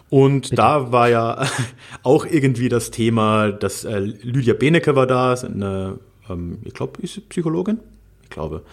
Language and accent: German; Carinthia, Austria; ich bin ja in Haider Country aufgewachsen, in Kärnten